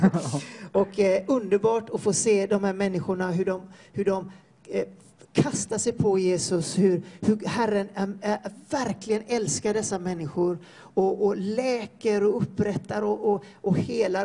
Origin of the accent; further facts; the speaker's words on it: Floda, Västra Götaland, Sweden; moved away as an adult; now in Peru; jag har vuxit upp i Floda i Peru, i Floda i Peru säger jag, Floda i, eh, i Sverige